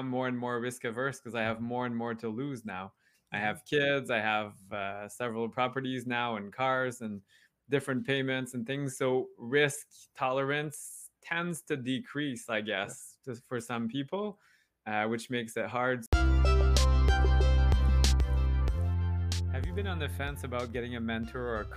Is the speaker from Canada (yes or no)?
yes; Canada; I'm French Canadian